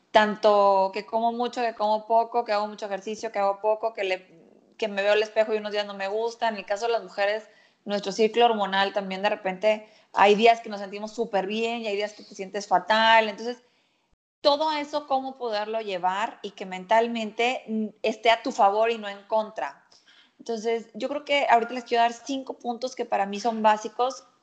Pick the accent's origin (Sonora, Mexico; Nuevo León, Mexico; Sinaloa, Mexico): Nuevo León, Mexico; Monterrey; soy de Monterrey